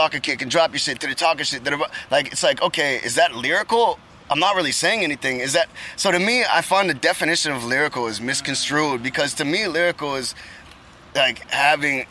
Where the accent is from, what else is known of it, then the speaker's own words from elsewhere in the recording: Halifax, Nova Scotia, Canada; I'm from Canada